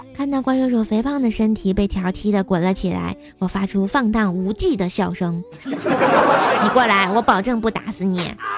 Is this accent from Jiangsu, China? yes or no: no; Tianjin, China; accent: Tianjin dialect; 我是想把咱们的家乡文化呀、天津话呀，或者是更多好玩的东西来带给我们更多的人听到